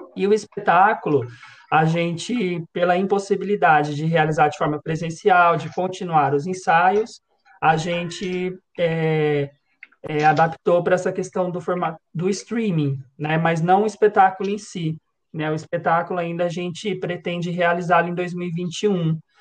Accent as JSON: {"language": "Portuguese", "town": "São José dos Campos", "region": "São Paulo", "country": "Brazil", "said": "sou aqui de São José dos Campos"}